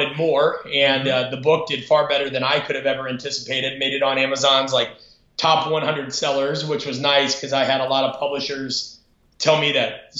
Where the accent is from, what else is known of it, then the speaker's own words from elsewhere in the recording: Omaha, Nebraska, United States; moved away as an adult; I'm from Omaha, Nebraska originally. I grew up kind of in the shadow of Nebraska